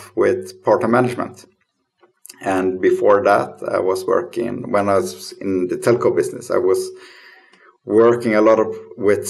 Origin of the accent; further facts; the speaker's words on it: Lund, Skåne, Sweden; I'm born and raised in Lund in Sweden.